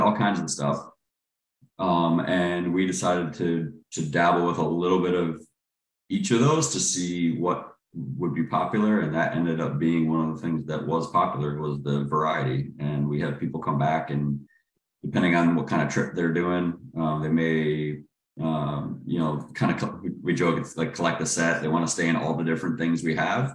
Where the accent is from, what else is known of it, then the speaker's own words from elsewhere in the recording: Cleveland, Ohio, United States; now in Charlotte, United States; I grew up in Cleveland, Ohio, and then moved to Charlotte around 2002